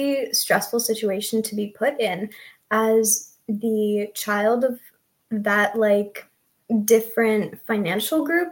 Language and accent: English; California, United States; I am from the West Coast, California.